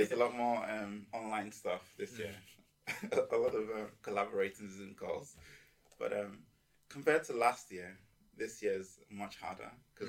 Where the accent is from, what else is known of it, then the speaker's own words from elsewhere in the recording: Nigeria; also born or lived in Manchester, United Kingdom; now in Ormskirk, United Kingdom; I'm from Nigeria originally. And I've been living in Manchester until I started university in Amskirk. So I'm studying medicine.